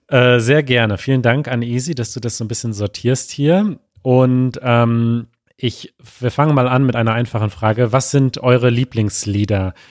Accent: Münster, North Rhine-Westphalia, Germany; moved away; also born or lived in Mexico; wir sind beide in Münster in Westfalen geboren

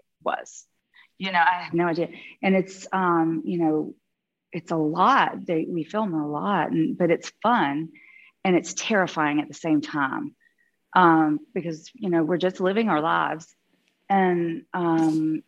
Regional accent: Georgia, United States; moved away as an adult; also born or lived in London / New York; now in Beverly Hills, United States; Growing up in Georgia

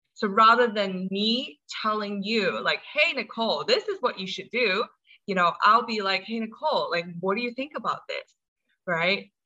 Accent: Hong Kong; also born or lived in United States; I'm from Hong Kong. Um, I was born in the States, but I spent most of my life here.

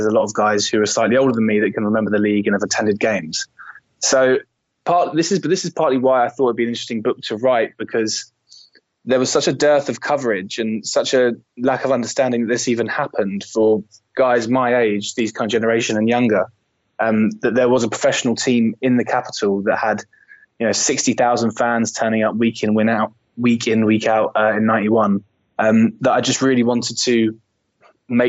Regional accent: London, United Kingdom; I'm from London, born and raised here.

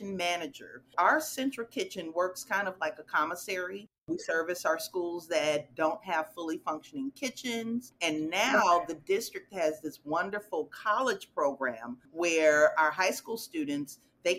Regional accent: Chicago, Illinois, United States; moved away as an adult; now in Dallas, United States; I'm originally from Chicago, grew up in, you know, the neighborhood

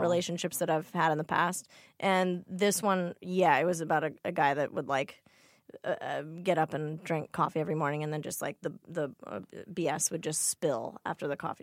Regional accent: Glendale, California, United States; I grew up in Glendale, which is in the valley

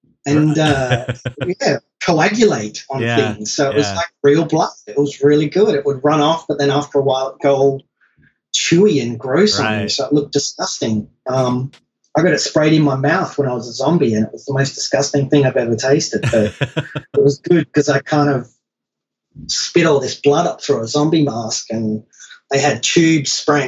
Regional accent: United States; born there; thank God I was born in America because I can go there and get work eventually.

